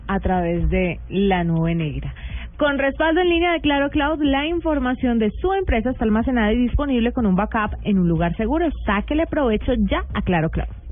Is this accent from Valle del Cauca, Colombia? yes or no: yes; Buga, Valle del Cauca, Colombia; yo crecí en Buga, yo no estaba en la metrópoli